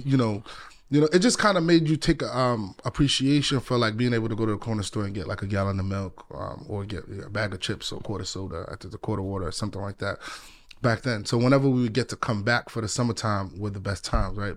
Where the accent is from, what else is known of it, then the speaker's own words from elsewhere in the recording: New York City, New York, United States; also born or lived in Ghana; I grew up in the Bronx